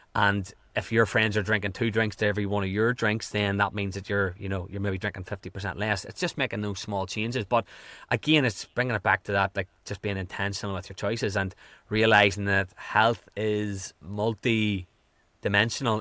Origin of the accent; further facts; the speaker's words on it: Ireland; also born or lived in California; I am from Ireland.